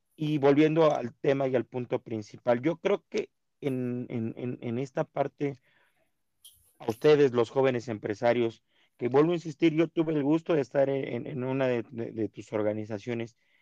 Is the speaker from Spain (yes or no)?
no; Mexico